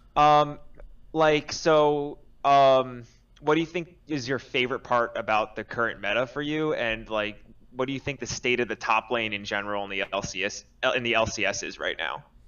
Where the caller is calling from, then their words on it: New York City, New York, United States; I am calling from Queens, New York.